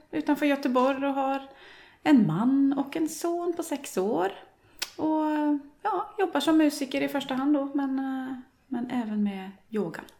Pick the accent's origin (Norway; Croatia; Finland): Norway; Swedish is a second language; also born or lived in Sweden; now in Gothenburg, Sweden; jag är ju norsk då, som ni kanske redan har hört.